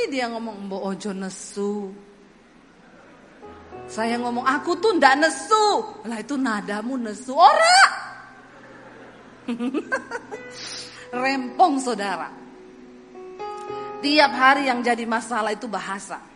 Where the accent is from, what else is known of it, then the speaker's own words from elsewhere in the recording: Sulawesi, Indonesia; Saya bilang aku ini dibesarkan di Sulawesi itu sudah puluhan tahun.